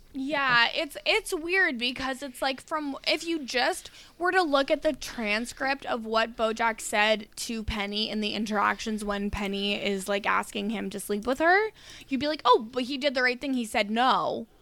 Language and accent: English; Alberta, Canada; We didn't have prom in Alberta. We had um grad